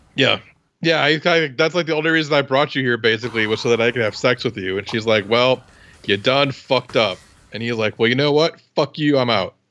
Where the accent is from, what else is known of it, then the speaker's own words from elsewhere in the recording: Iowa, United States; I'm from Iowa